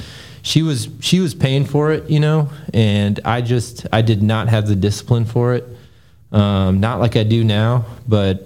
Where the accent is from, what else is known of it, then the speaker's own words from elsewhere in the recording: Buffalo, New York, United States; moved away; also born or lived in Houston, Texas; I'm from Buffalo, New York. I was raised there